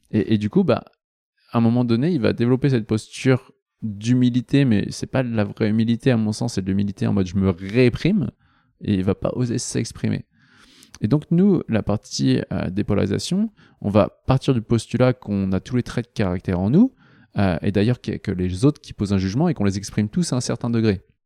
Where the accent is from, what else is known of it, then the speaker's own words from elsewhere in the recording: Nantes, Pays de la Loire, France; je suis nantais à la base. à Nantes